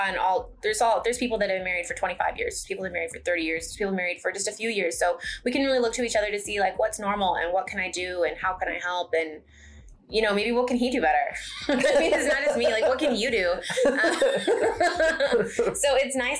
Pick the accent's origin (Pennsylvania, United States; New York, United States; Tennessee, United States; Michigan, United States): Michigan, United States; now in Forney, United States; I'm from Michigan